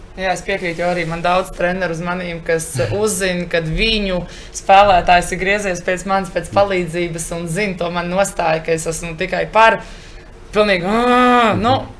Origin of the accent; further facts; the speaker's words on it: Latvia; moved away as an adult; mums, tieši jauniešiem, kas nāk no Latvijas